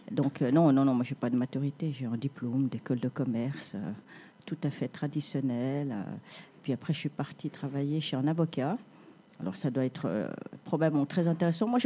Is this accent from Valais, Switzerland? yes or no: no; Geneva, Switzerland; also born or lived in Vietnam; moi je suis vietnamienne. D'accord. Mais à Genève depuis les années 70, donc depuis très très très très longtemps.